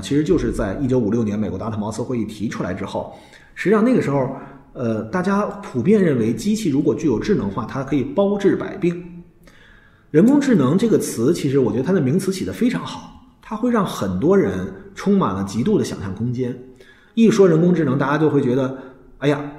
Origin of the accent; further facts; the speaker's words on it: China; 我们中国人